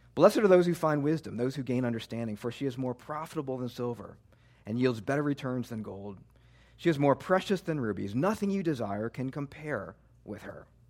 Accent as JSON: {"language": "English", "region": "Midwest", "country": "United States", "tie": "born or raised there", "moved": "as an adult", "lives_now": "New Jersey, United States", "said": "I was born and raised in the Midwest"}